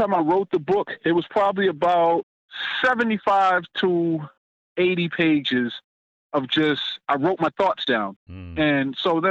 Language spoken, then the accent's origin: English; Boston, Massachusetts, United States; I'm originally from Roxbury.